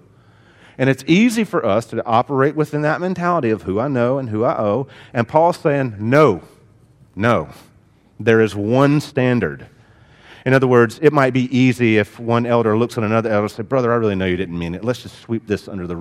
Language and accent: English; the South, United States; I grew up in the South, and in the South, it is a shame and honor culture